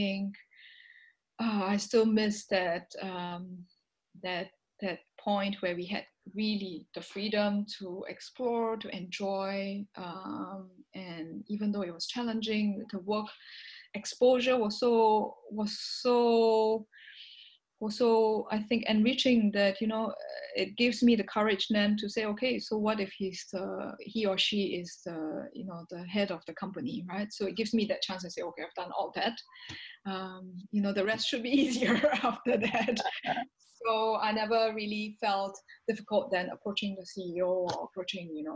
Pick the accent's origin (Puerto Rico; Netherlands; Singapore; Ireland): Singapore; moved away as an adult; also born or lived in Belgium / China; So I spoke Chinese Mandarin and being Singaporean